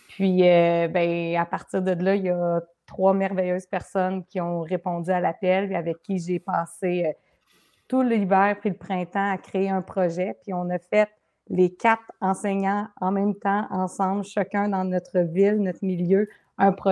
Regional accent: Gatineau, Quebec, Canada; Je viens de Gatineau.

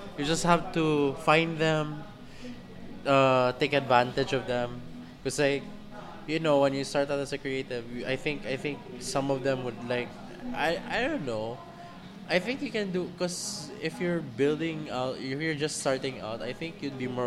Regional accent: Philippines; being Filipino

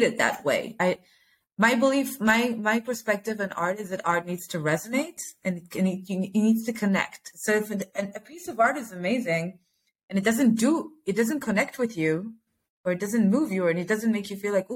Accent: United States; now in Israel; I grew up in America

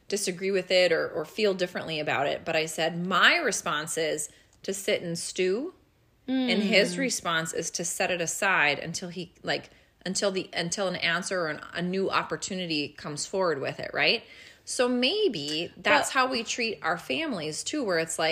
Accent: Midwest, United States; more Midwest, we tend to be not submissive, but definitely less aggressive

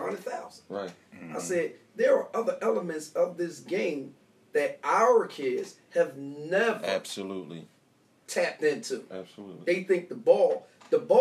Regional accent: United States; I grew up in Hunter Park.

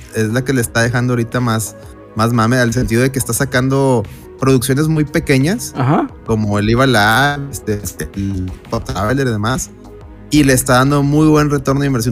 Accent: Mexico; como mexicanos

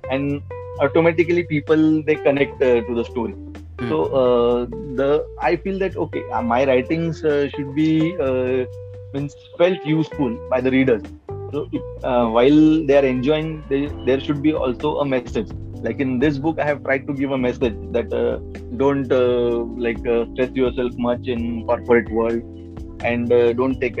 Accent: India; first language Marathi; English is a second language; in india the first language of we indians is not english okay mm. So, like uh, my mother tongue is Marathi. I speak Hindi also.

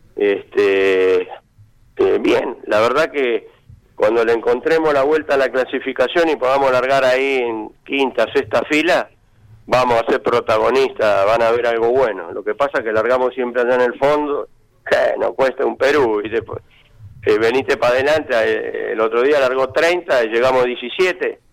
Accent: Argentina; somos los argentinos

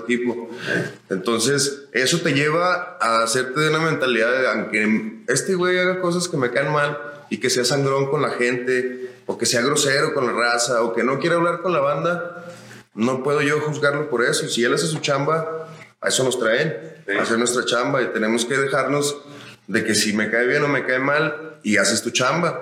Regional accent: Zacatecas, Mexico; also born or lived in Chihuahua; como zacatecano

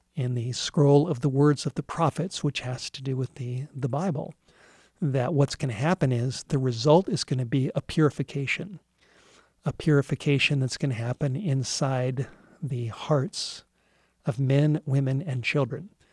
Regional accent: Los Angeles, California, United States; I grew up in Southern California in the Hollywood Hills

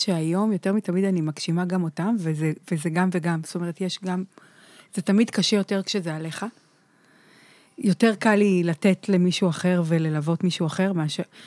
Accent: Holon, Tel Aviv District, Israel; גדלתי בחולון

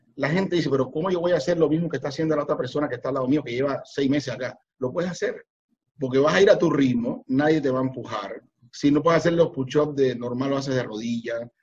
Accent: Cuba; moved away as an adult; now in Panama; yo soy cubano, vivo aquí en Panamá hace 25 años

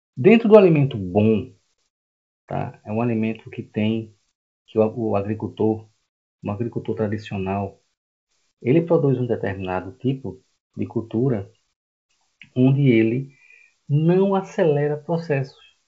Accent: Recife, Pernambuco, Brazil; moved away as an adult; now in João Pessoa, Brazil; eu não sou daqui, tá? Eu sou de Recife, estou aqui há 12 anos

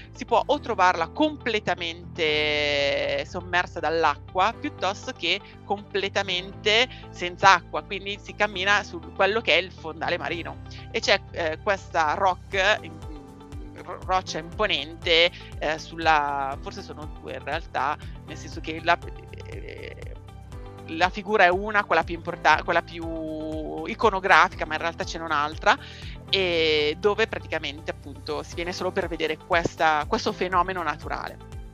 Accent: Seregno, Lombardy, Italy; Io sono di Seregno, in Brianza, a pochi chilometri da Monza, Milano e Lecco

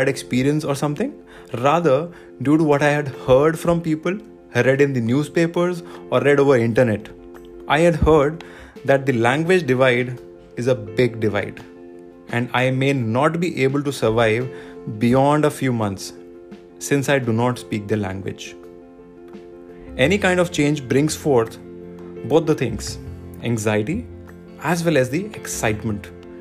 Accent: Dehradun, Uttarakhand, India; moved away as an adult; also born or lived in Delhi; now in Mumbai, India; Moving from a small city of Dehradun, which happens to be my hometown also, to a super fast metro city of Mumbai

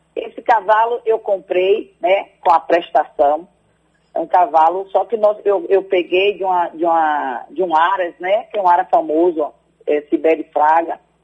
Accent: near Salvador, Feira de Santana and Alagoinhas, Bahia, Brazil; o meu povo, de onde eu vim

